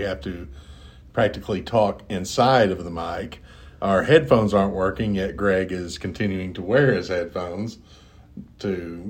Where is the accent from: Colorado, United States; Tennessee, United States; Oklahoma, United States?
Tennessee, United States; Knoxville; I am from Knoxville, Tennessee